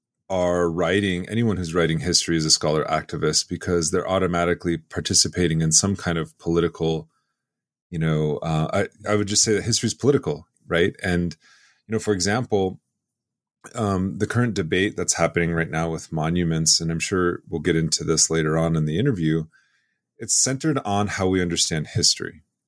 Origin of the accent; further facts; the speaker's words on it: Chamberlain, South Dakota, United States; growing up in Chamberlain, South Dakota, you know, in my own homelands